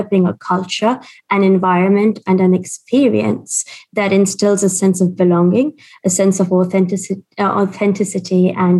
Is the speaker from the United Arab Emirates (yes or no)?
yes; Dubai, United Arab Emirates; now in United Kingdom; I grew up in Dubai. I'm Indian and I have a Portuguese passport.